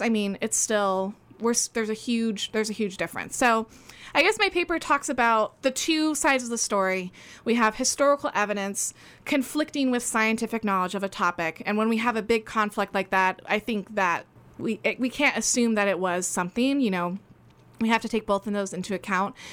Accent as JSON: {"language": "English", "region": "Oregon", "country": "United States", "tie": "born or raised there", "said": "I was born in Oregon, raised in Oregon"}